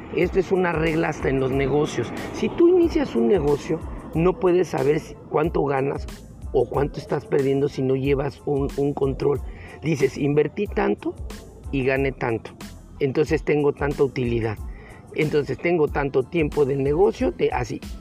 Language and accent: Spanish; Mexico; aquí en mi país, en México